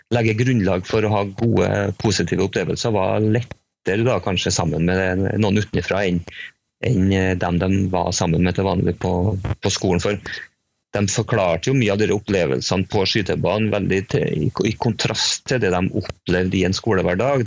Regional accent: Trøndelag, Norway; also born or lived in Spain; er jeg trønder

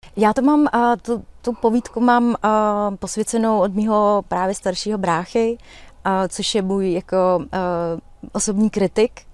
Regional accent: Czechia; já jsem řekla z České republiky, a, a, a že jsem Romka

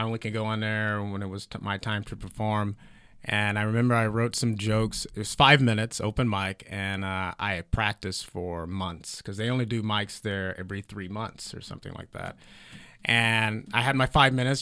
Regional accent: Heflin, Alabama, United States; now in Los Angeles, United States; very small town called Heflin. Uh, but it is 15 minutes away from Talladega National Speedway

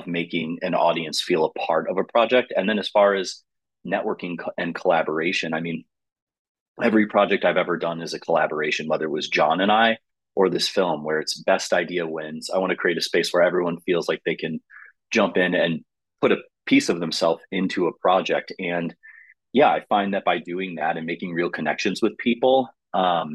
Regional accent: Chicago, Illinois, United States; The Northwest suburbs in the Midwest of Chicago

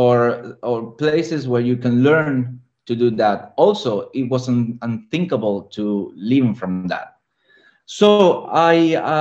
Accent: Argentina; now in Barcelona, Spain; And I'm living in Barcelona. I'm from Argentina

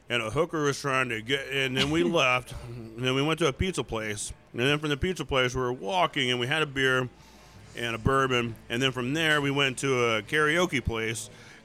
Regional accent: Houston, Texas, United States; That sounds like growing up in Houston.

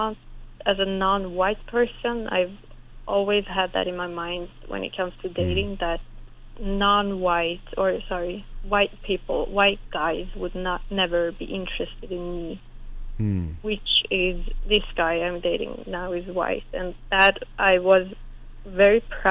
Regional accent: Iran; moved away; When I grew up in Iran, my dad was mostly in Sweden

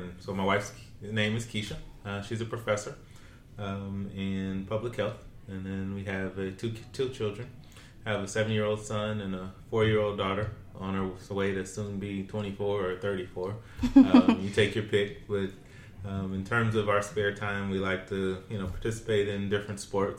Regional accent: Oklahoma, United States; moved away as an adult; also born or lived in Ohio; now in California, United States; I'm originally from Oklahoma, and so I'm used to warm temperatures

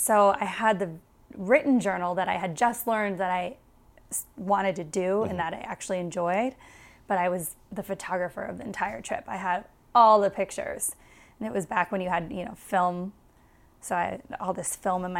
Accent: Wisconsin, United States; I was from Wisconsin.

